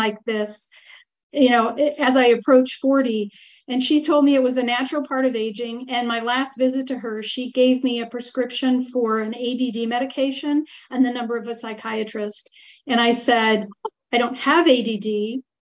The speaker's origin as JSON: {"language": "English", "town": "Marquette", "region": "Michigan", "country": "United States", "tie": "born or raised there", "moved": "as an adult", "lives_now": "Italy"}